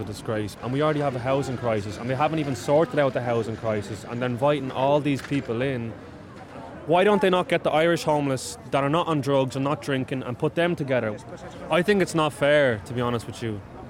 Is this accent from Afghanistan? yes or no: yes; Afghanistan; now in Ireland; Originally, I'm from Afghanistan. I came to Ireland almost more than a year.